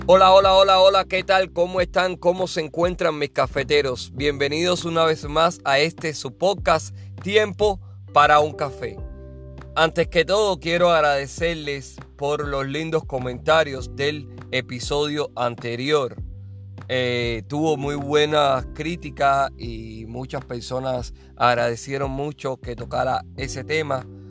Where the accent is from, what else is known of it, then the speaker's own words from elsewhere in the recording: Havana, Cuba; moved away as an adult; now in Phoenix, United States; en La Habana, principalmente, que es que donde, de donde yo soy